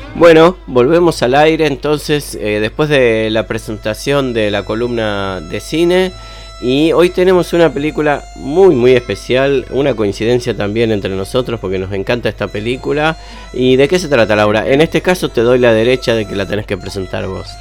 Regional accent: Valentín Alcina, Buenos Aires Province, Argentina; soy de Valentín Alcina, en realidad del otro lado del puente

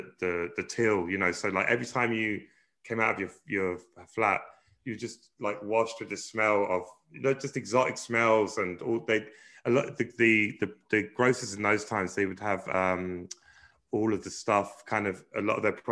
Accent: London, United Kingdom; moved away as an adult; now in Ireland; we were really lucky growing up in Brixton

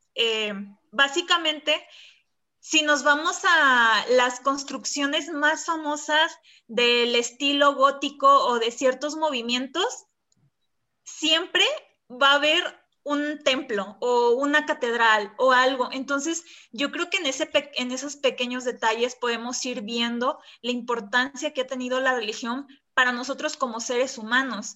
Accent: Mexico; para nosotros como mexicanos

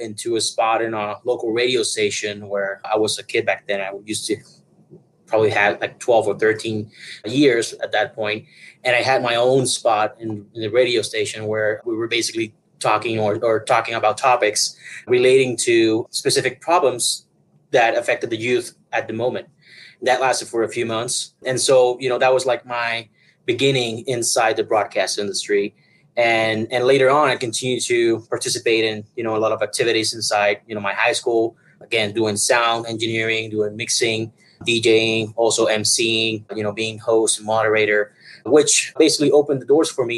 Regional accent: Puerto Rico; now in Denver, United States; originally I'm from Puerto Rico

